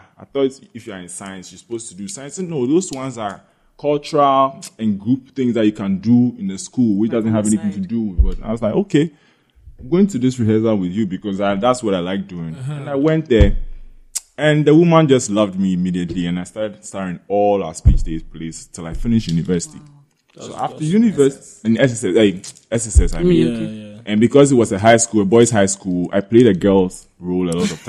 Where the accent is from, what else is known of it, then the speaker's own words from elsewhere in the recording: Ghana; been in Ghana my whole life.